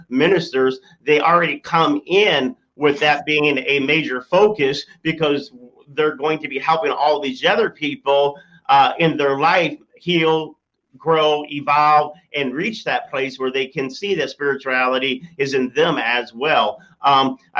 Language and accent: English; Michigan, United States; I'm from Michigan